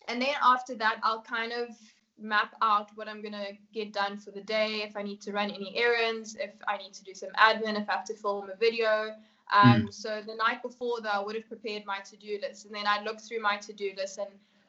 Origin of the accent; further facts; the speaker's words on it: South Africa; also born or lived in Namibia; I was born in Namibia. My parents are Kenyan and I grew up here in South Africa.